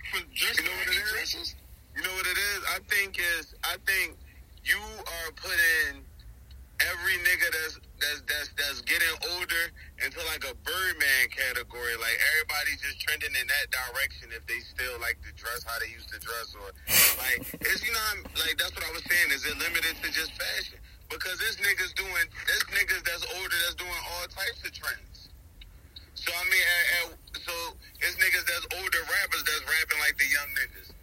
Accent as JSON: {"language": "English", "country": "United States", "said": "What do us Americans, what do we make of this?"}